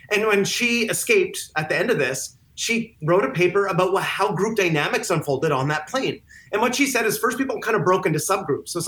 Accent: Canada; When I go back, I'm Canadian, so when I go back to on vacation to see my family, my parents, all of a sudden that shifts into another identity and another way of habits and thinking.

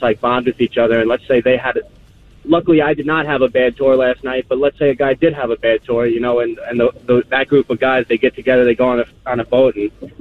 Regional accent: Long Beach, New York, United States; I'm from Long Beach, Long Island.

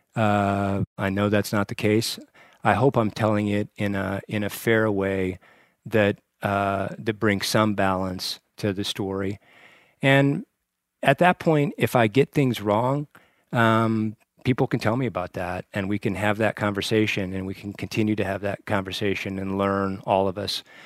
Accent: Torrington, Wyoming, United States; moved away as an adult; also born or lived in Lovell, Wyoming / Washington, D.C.; was born and raised in Port in Lovell, Wyoming, and, uh, went to junior high and high school in Torrington, Wyoming, in the southeastern corner of the state

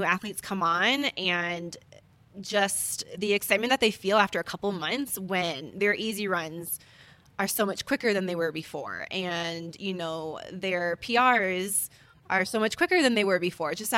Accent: Hawaii, United States; moved away as an adult; now in Boulder, United States; I grew up in Hawaii, so I remember running around dirt tracks, barefoot

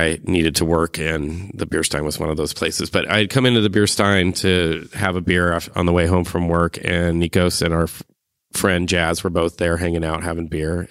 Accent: Cupertino, California, United States; moved away as an adult; now in Eugene, United States; I'm from Cupertino, California to Eugene to be a duck

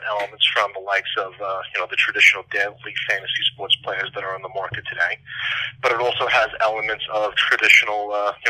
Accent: Long Island, New York, United States; every single year growing up on Long Island, I had family up in the Boston area

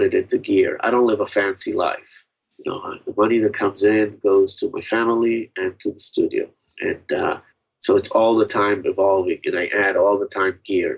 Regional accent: Israel; now in United States; I came from Israel, the music that we had in Israel was basically imported music

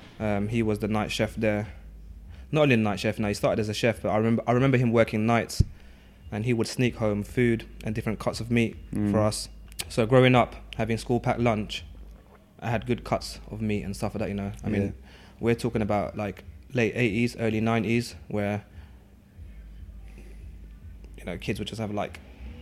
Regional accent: East Ham, London, United Kingdom; And I mean, growing up in East London, East Ham, you know, I went to, my secondary school was like, probably, yeah, it was the largest school in Newham with over 1,000 pupils there. And I'm the only Lao person there from Laos.

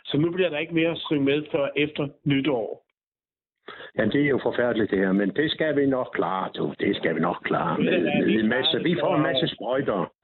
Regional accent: Byllerup Bag, Southern Denmark, Denmark; Som jeg siger, jeg kommer jo ned fra Byllerup Bag, som ligger tæt på den dansk-tyske grænse

